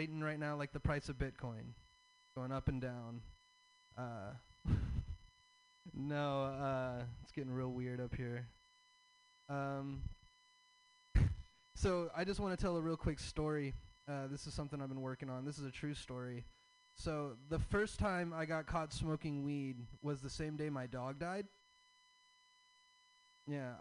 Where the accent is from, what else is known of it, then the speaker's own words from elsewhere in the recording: the South, United States; I'm from the South. I have a Southern dad